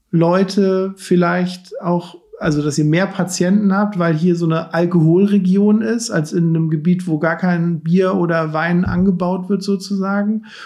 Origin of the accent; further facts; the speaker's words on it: Cologne, North Rhine-Westphalia, Germany; der kommt ja aus der Nähe von Kerpen letztendlich, das ist ja theoretisch in der Nähe von Köln ist, wo ich